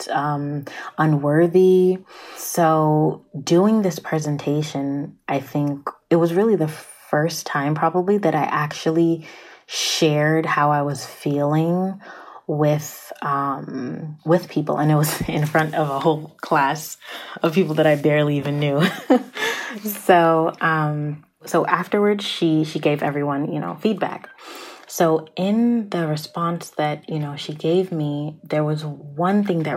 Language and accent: English; Prince George's County, Maryland, United States; I'm from Pretty Girl County, okay? For those of you who don't know, PG County, Prince George's County, like, is in Maryland